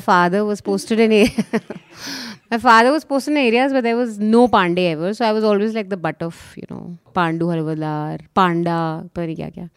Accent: Uttarakhand, India; my home state of Uttarakhand

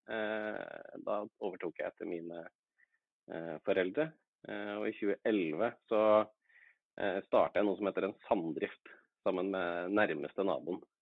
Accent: Innlandet, Norway; jeg er hedmarking, men eh, det høres kanskje ikke sånn ut.

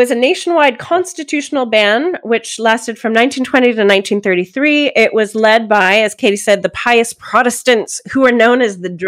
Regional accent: Pennsylvania, United States; moved away; So I grew up in Pennsylvania

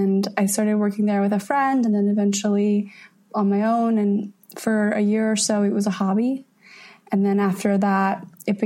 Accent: San Francisco, California, United States; also born or lived in Olympia, Washington; I grew up in San Francisco

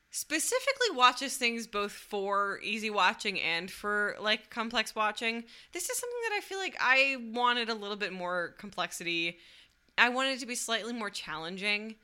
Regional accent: Michigan, United States; now in Chicago, United States; growing up in Michigan

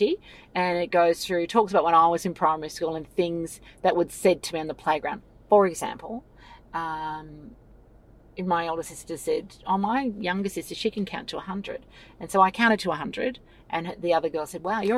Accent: Sydney, New South Wales, Australia; I grew up on Bidjigal country, Darawal land out near La Perouse, Matraville

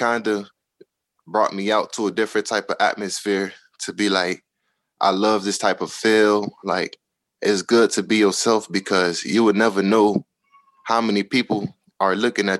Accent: Miami, Florida, United States; because I'm from Miami

